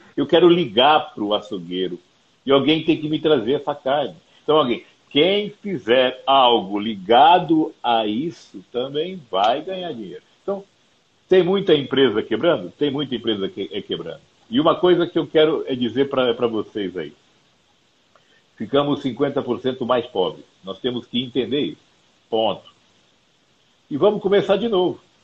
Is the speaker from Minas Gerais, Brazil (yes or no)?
no; Campo Grande, Mato Grosso do Sul, Brazil; now in São Paulo, Brazil; Moro, moro, moro em São Paulo há 12 anos já. Sou de Campo Grande, no Mato Grosso do Sul